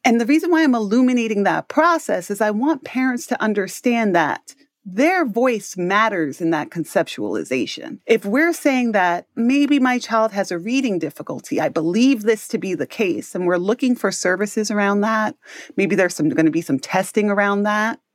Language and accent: English; New York City, New York, United States; I grew up in Harlem, New York City.